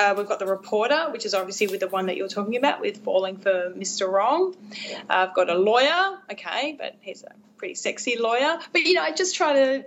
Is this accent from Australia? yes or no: yes; Australia; I'm an Australian romance author.